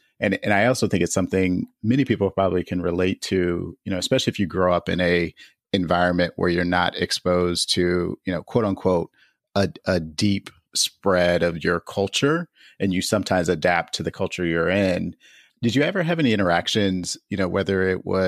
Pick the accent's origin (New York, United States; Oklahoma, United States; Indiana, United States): Indiana, United States; most of my adolescence was spent in Indiana